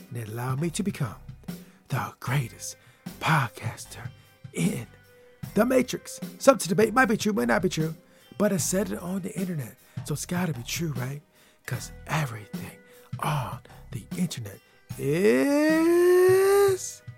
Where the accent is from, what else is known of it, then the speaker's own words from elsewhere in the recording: Michigan, United States; I'm from the state of Michigan